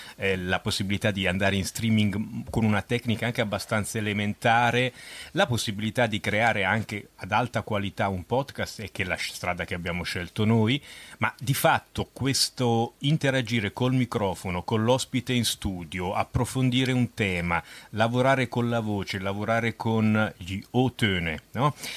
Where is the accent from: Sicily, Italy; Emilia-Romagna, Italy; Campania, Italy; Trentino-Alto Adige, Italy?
Trentino-Alto Adige, Italy; Merano; now in Germany; io sono nato a Merano, in Alto Agi, oh. su Tirol